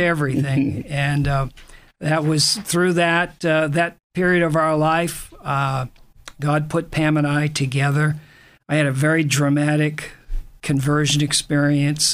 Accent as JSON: {"language": "English", "region": "Maine", "country": "United States", "tie": "born or raised there", "moved": "yes", "said": "I grew up in Maine"}